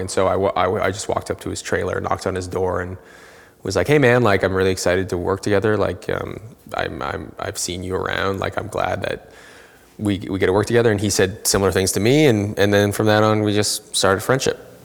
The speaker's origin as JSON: {"language": "English", "country": "Canada", "tie": "born or raised there", "said": "I was born and raised in Canada. I'm Canadian"}